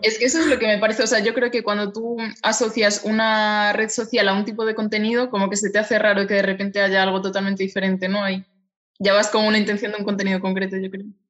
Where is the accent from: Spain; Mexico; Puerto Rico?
Spain; Galicia; naciste en Galicia como yo, los dos somos gallegas